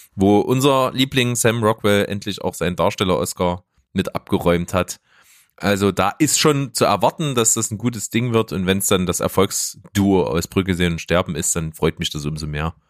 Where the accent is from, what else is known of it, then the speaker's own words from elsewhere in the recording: Leipzig, Saxony, Germany; bei uns in Leipzig